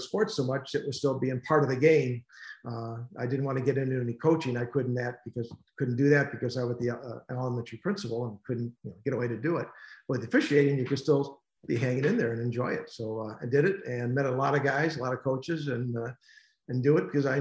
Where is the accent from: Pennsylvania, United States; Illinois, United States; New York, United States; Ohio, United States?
Illinois, United States; Western Springs; also born or lived in Indiana; We moved to Western Springs, Western suburbs